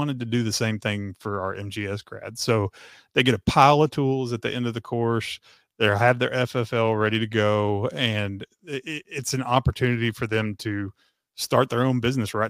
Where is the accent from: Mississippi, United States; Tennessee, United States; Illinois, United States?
Tennessee, United States; also born or lived in Texas; I was born in Texas and raised in Tennessee. You know, we moved to Tennessee when I was in fifth grade